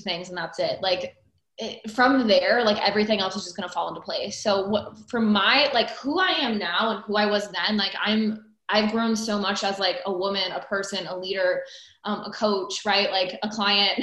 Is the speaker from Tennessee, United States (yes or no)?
no; Iowa, United States; now in North Carolina, United States; I grew up in the Midwest, from Iowa originally, smack dab in the middle of the US